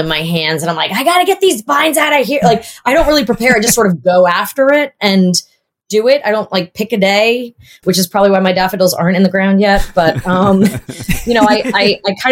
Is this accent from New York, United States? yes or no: yes; Long Island, New York, United States; Long Island and the city when I was a teenager